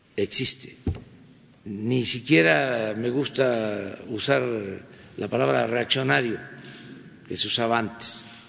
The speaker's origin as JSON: {"language": "Spanish", "country": "Mexico", "said": "todos somos mexicanos"}